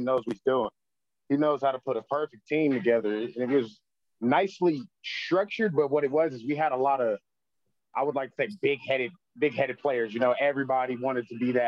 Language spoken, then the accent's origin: English; Las Vegas, Nevada, United States; I am from Vegas, so I went to Mojave High School